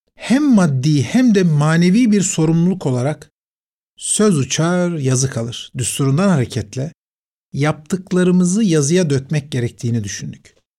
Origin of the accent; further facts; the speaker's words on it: Istanbul, Turkey; Fatih Camii, çocukluğumun, gençliğimin adeta ana yurduydu